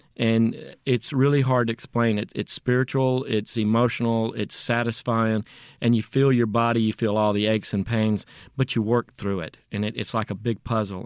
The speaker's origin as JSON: {"language": "English", "town": "Jackson", "region": "Mississippi", "country": "United States", "tie": "born or raised there", "also_born_or_lived": "Natchez, Mississippi", "said": "we moved from Natchez when I was two to Jackson"}